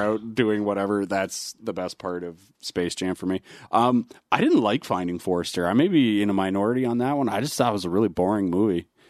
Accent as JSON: {"language": "English", "country": "Canada", "tie": "born or raised there", "said": "as a basketball fan growing up in Canada"}